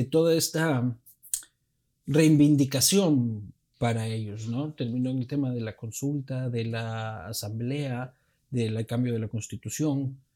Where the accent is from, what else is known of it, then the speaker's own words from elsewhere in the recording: Ecuador; nosotros, por los ecuatorianos.